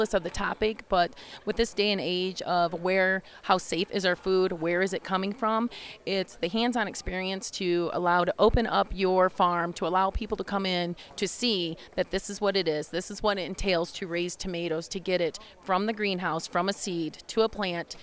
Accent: Fulton County, Ohio, United States; I'm from Fulton County, Ohio, Northwest Ohio, Fulton County Farm Bureau

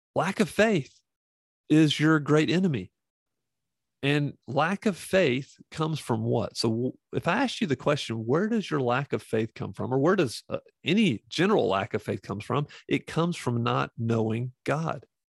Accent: the Bible Belt, United States; I grew up in the Bible Belt

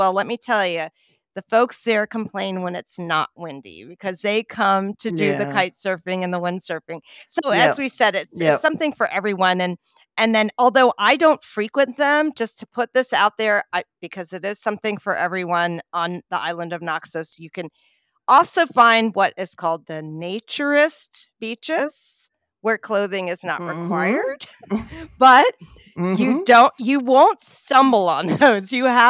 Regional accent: East Coast, United States; When I was growing up on the East Coast in the U.S., the surf is so rough.

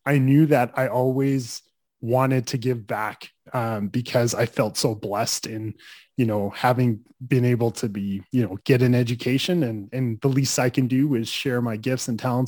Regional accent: Calgary, Alberta, Canada; I grew up in Calgary

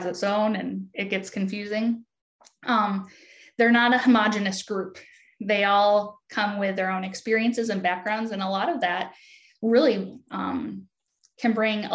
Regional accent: Wisconsin, United States; accent: Midwest; moved away as an adult; also born or lived in Oregon; now in Virginia, United States; And I hail from Wisconsin, so you'll hear my Midwest accent come across loud and clear.

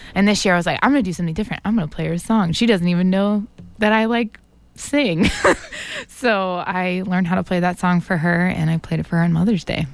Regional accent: Atlanta, Georgia, United States; moved away as an adult; now in Boston, United States; I grew up in Atlanta, Georgia, and then came here three and a half years ago for college.

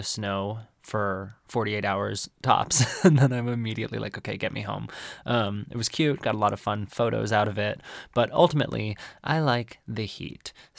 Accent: Arizona, United States; born or raised there

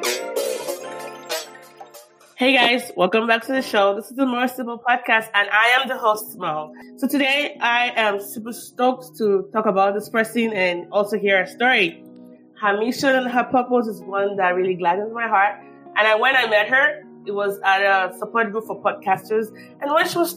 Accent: Nigeria; now in United States; growing up in Nigeria, and I was Nigerian

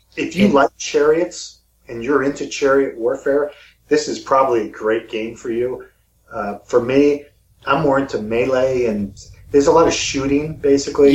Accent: Missouri, United States; my hometown in Missouri

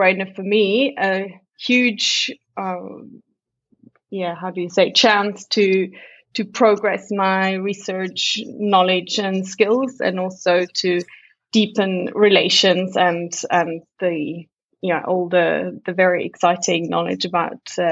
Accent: Zurich, Switzerland; I'm from Zurich

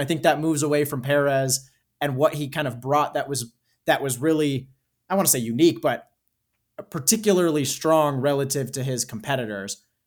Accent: United States; as an American

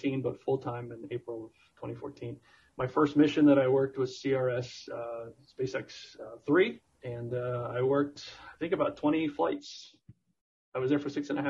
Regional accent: South Florida, United States; I grew up in South Florida

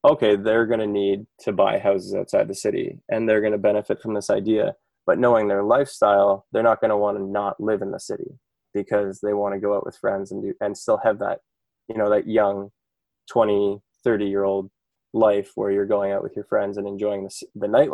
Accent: Kitchener, Ontario, Canada; I'm from Kitchener-Waterloo originally.

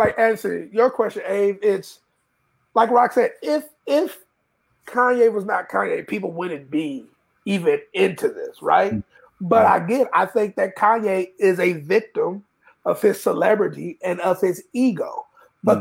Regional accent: Texas, United States; growing up in Texas

